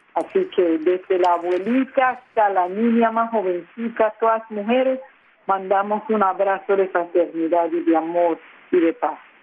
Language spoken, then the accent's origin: Spanish; San Andrés archipelago, San Andrés, Providencia and Santa Catalina, Colombia; first language San Andrés Creole; Spanish is a second language; nuestro idioma que es el friol, que es nuestra lengua materna.